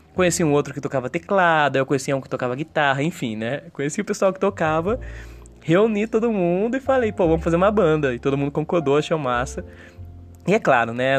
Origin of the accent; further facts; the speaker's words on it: Limeira, São Paulo, Brazil; moved away as an adult; also born or lived in São Carlos / Brasília; Minha história musical aqui em Limeira, na minha cidade natal